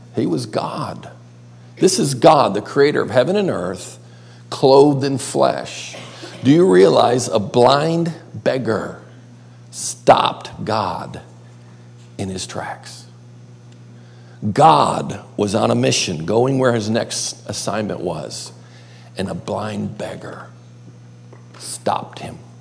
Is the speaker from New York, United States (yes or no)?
yes; Buffalo, New York, United States; now in Myrtle Beach, United States; I grew up across the lake in Buffalo